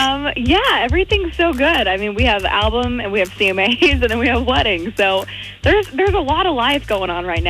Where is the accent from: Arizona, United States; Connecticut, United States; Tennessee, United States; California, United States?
Tennessee, United States; Knoxville; he's from Australia and I'm from Knoxville